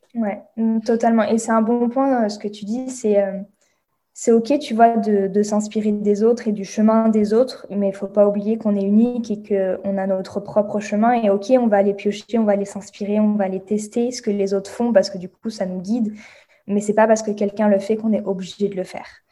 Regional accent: France; accent: French; moved away as an adult; je suis bilingue mais j'ai un accent français

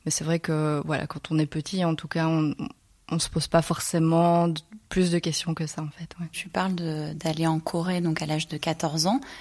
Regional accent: Belgium; also born or lived in Seoul, South Korea; now in Barcelona, Spain; Je suis née à Séoul, plus précisément, euh, et puis je suis arrivée en Belgique à l'âge de 4 mois.

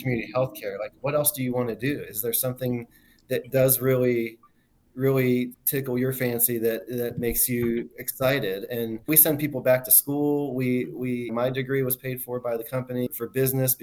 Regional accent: Ohio, United States; I practice in my hometown. I have a ton of people that I've known my whole life

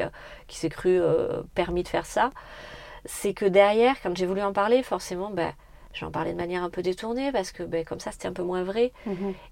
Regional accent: Brignac-la-Plaine, Nouvelle-Aquitaine, France; also born or lived in Brive-la-Gaillarde; Alors moi, j'ai grandi à Brignac-la-Plaine, donc plutôt dans le sud de la Corrèze

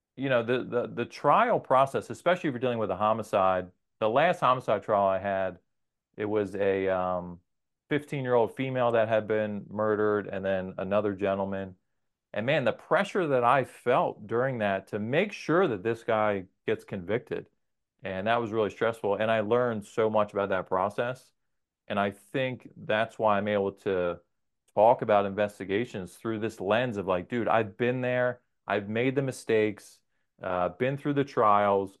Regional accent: New Jersey, United States; also born or lived in Maryland; I'm from New Jersey. Our families are from here.

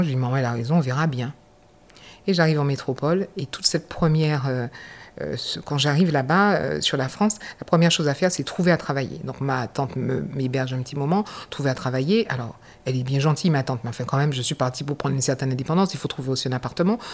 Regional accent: Basse-Terre, Guadeloupe; moved away as an adult; je suis de la Guadeloupe, je suis de la ville de Bastère

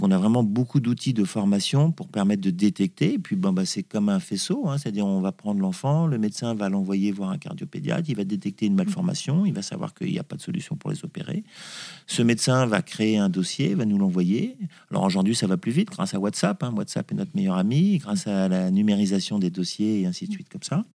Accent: Corsica, France; mais on est corse à la base

